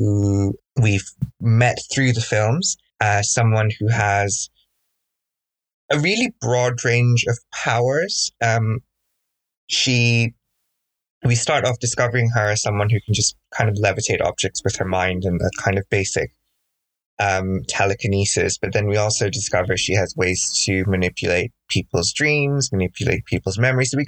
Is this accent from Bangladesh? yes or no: yes; Bangladesh; now in United Kingdom; growing up in Bangladesh, which is where I'm originally from.